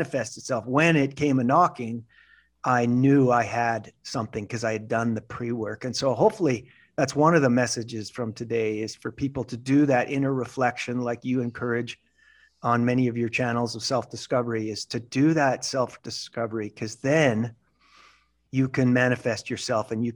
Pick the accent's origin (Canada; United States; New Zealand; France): Canada; Western Canada; moved away as an adult; I was from Western Canada, graduated, did well, got an MBA program in Eastern Canada